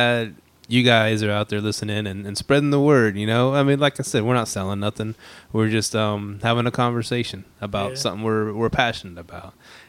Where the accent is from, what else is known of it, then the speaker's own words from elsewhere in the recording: Houston, Texas, United States; And guess what? I'm from Houston.